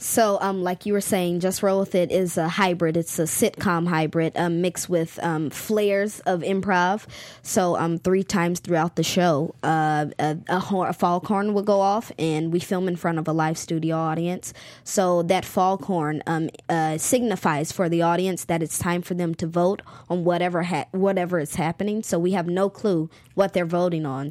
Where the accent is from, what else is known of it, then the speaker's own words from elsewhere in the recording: Charlotte, North Carolina, United States; my hometown is Charlotte, North Carolina